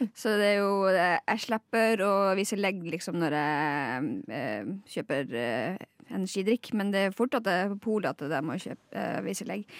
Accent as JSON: {"language": "Norwegian", "area": "Lakselv", "region": "Finnmark", "country": "Norway", "said": "jeg er fra Laksøy i Finnmark"}